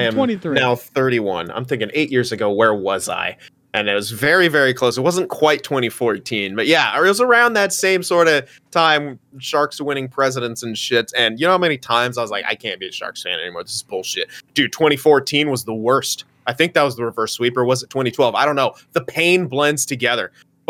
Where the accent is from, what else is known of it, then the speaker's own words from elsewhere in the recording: Canada; As a Toronto Maple Leafs fan, especially as a Canadian, I don't believe you.